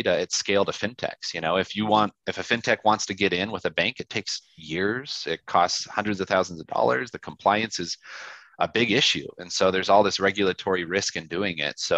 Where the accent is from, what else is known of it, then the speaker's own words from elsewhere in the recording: Yakima, Washington, United States; now in Utah, United States; I'm from Yakima, Washington, born and raised